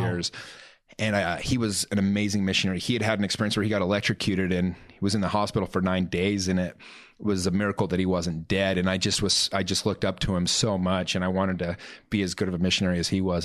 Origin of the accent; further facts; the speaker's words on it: Salt Lake City, Utah, United States; also born or lived in Taylorsville / Murray; I grew up in Salt Lake my whole life